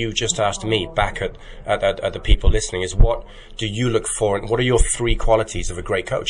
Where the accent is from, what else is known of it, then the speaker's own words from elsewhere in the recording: United Kingdom; Well, unfortunately, being British, it's actually Marmite for me